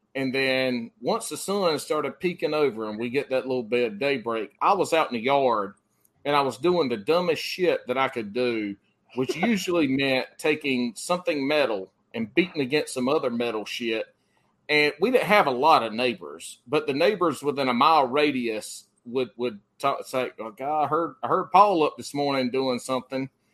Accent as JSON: {"language": "English", "region": "the Carolinas", "country": "United States", "tie": "born or raised there", "said": "I grew up in the Carolinas, and I fought wildfire"}